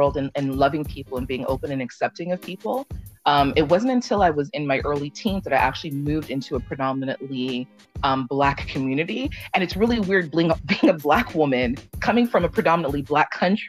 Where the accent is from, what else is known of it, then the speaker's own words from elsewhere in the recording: Canada; accent: Jamaican; also born or lived in Jamaica; I was originally born in Jamaica. I grew up in Canada. I came to Canada as a young child